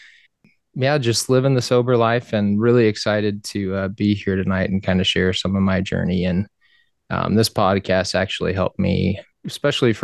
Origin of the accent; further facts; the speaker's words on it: South Texas, United States; moved away as an adult; also born or lived in Iowa; now in Omaha, United States; I lived in South Texas for 20 plus years of my life